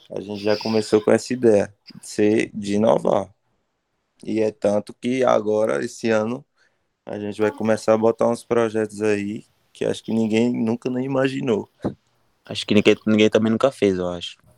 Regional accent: Bahia, Brazil; a gente é da Bahia

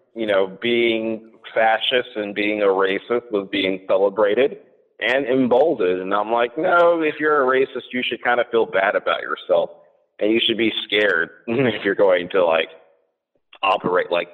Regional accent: New Jersey, United States; I'm originally born and raised in New Jersey

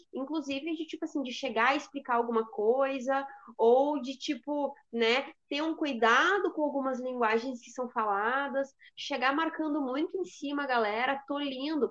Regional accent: coast of Rio Grande do Sul, Brazil; eu sou do litoral do Rio Grande do Sul

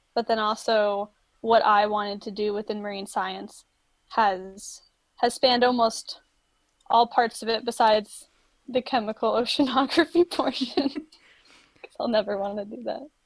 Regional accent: Florida, United States; moved away; also born or lived in Maryland; I grew up in Florida. I went to the beach a lot, was always around water. And then when I moved to Maryland

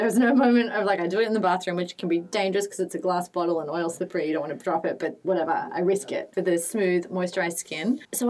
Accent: Sydney, New South Wales, Australia; I can tell I'm from Sydney and I need humidity, and my skin gets really sad as soon as I go anywhere with like no humidity in it.

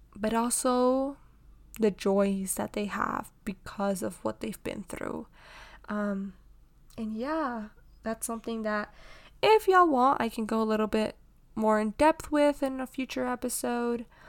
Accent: Houston, Texas, United States; born and raised in Houston, Texas

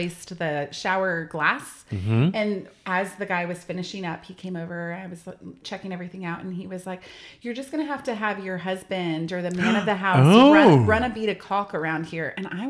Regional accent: Central Florida, United States; I grew up in Florida too

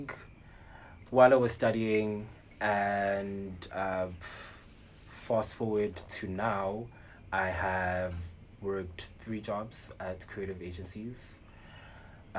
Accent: Johannesburg, Gauteng, South Africa; also born or lived in Durban; I was born here in Johannesburg. Mm. Born and bred, lived in Durban for some time. I came back to Joburg to study at Wits.

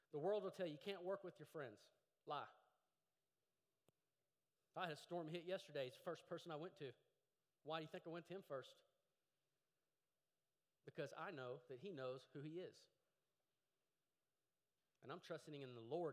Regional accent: Llano, Texas, United States; I grew up in Llano, Texas.

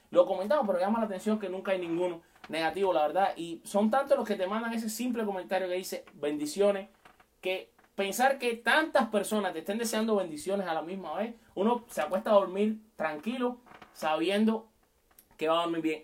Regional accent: Cuba; moved away as an adult; te conectas desde mi tierra querida, Cuba. Hace siete años casi que no la veo, pero mi corazón está con todo el mundo, por supuesto, por allá donde también están mis papás

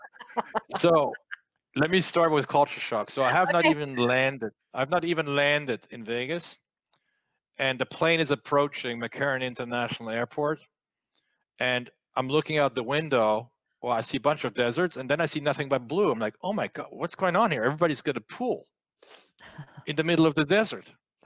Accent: France; English is a second language; moved away as an adult; growing up in France

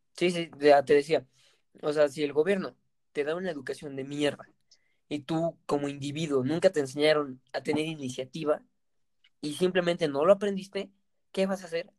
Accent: Mexico; nosotros somos mexicanos.

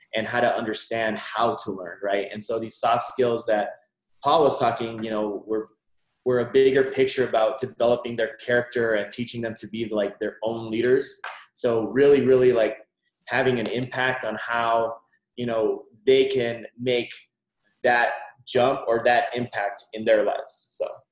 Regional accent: Nogales, Arizona, United States; also born or lived in Mexico / Tucson, Arizona; I was born in Mexico, uh, but I was raised alongside the border here in Nogales, Arizona, all my life until I moved to Tucson

